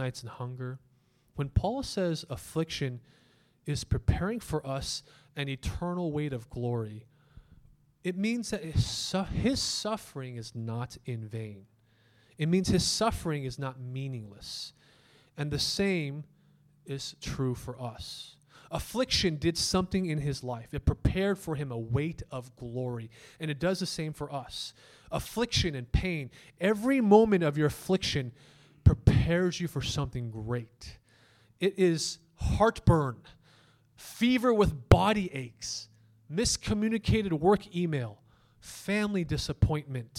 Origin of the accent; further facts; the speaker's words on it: United States; we as an American culture